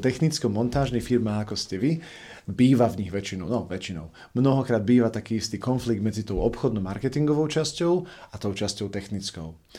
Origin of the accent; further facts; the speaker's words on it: Košice, Košice Region, Slovakia; u nás v Košiciach